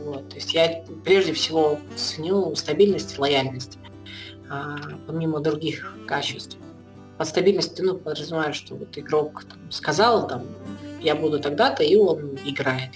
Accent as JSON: {"language": "Russian", "country": "Belarus", "said": "я пускай белорус"}